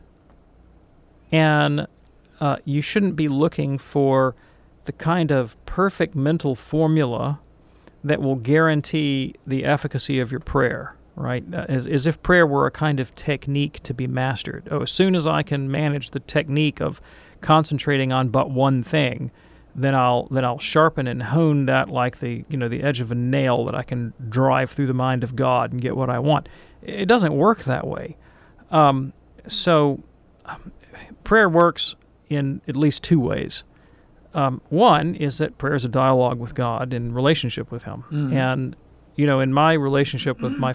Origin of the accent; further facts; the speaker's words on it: Deep South, United States; I'm from the Deep South